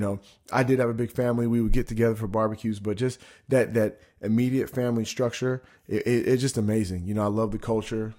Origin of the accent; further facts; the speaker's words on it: Spokane, Washington, United States; also born or lived in Sacramento, California; I grew up in Spokane, Washington. You know, I was born in Sacramento. We lived there until I was about six.